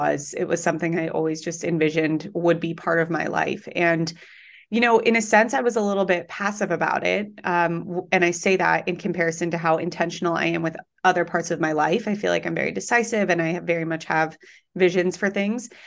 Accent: Colorado, United States; moved away as an adult; now in New York City, United States; I am from Colorado

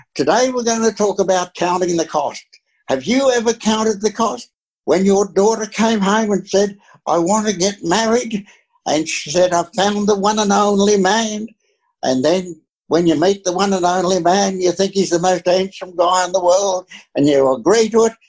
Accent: Australia; I'm just an Aussie, you know was an uneducated Aussie

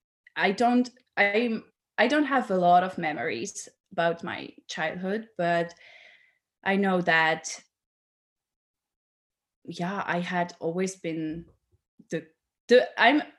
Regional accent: Switzerland; I'm from Switzerland, so I am, yeah, quite far away from you

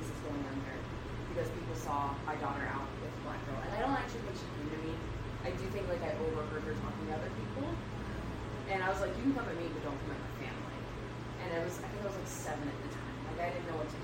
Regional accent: South Carolina, United States; growing up in South Carolina

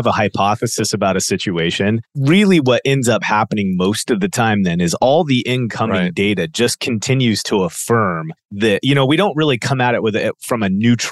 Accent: United States

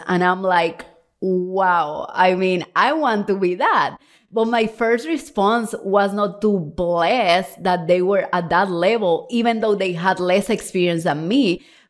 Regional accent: Cuba; now in Puerto Rico; I'm originally from Cuba, if you don't know me well, of course. And then from Cuba, we moved to Mexico City and then Puerto Rico. And we lived there for 12 years.

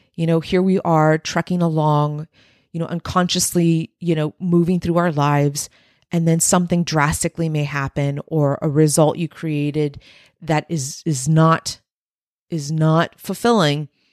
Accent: Texas-Mexican border, United States; my subculture being raised on the Texas-Mexican border

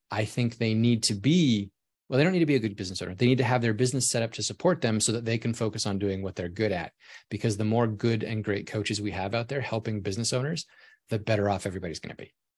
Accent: Alaska, United States; moved away as an adult; I grew up in Alaska, so it was cold and snowy all the time

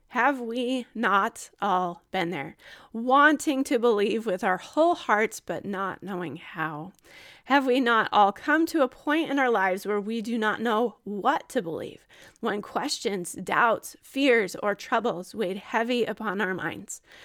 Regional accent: Gilbert, Arizona, United States; moved away as an adult; also born or lived in Utah / Ohio; I was born in Utah, raised in Arizona

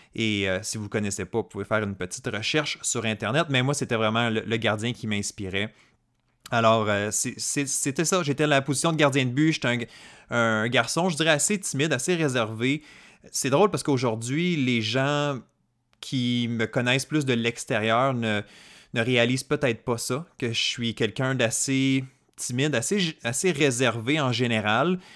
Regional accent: Côte-Nord, Quebec, Canada; moi, je viens d'une région éloignée du Québec. Donc, je euh, j'étais pas dans la région de Montréal, dans les grandes villes, j'étais pas dans les grands centres urbains. Je suis euh, né sur la côte nord

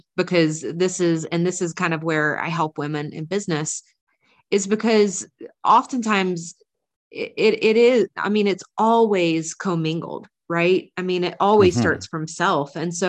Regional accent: North Carolina, United States; accent: Southern; I grew up in the South, like, you know, like women acted, dressed, like I grew up in North Carolina, like thick country accent that I used to have.

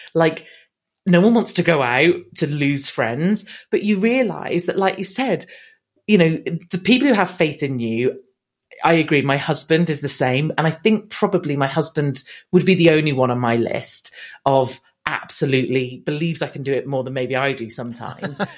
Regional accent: England, United Kingdom; accent: English; I've been here my whole life, so I should hopefully sound as English as they come.

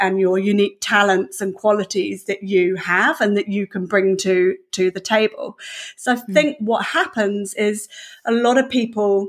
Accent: Devon, South West England, United Kingdom; moved away as an adult; now in New Zealand; I'm from the UK, so yeah, I'm from Devon in the UK, and so all my family are still over there. So I came to New Zealand, gosh, well, about 16, 17 years ago or so now.

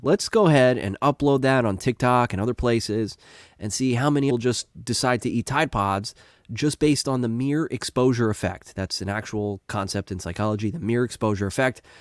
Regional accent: United States; I'm an American

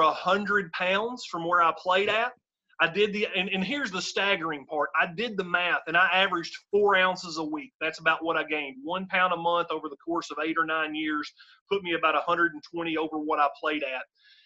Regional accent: Benton, Kentucky, United States; I grew up in rural Western Kentucky. My hometown is called Benton, Kentucky

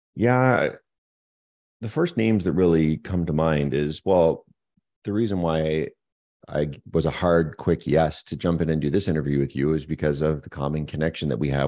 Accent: Moncton, New Brunswick, Canada; moved away as an adult; also born or lived in Montreal, Quebec; now in Kelowna, Canada; born and raised on the east coast of Canada in a small little town called Moncton, New Brunswick

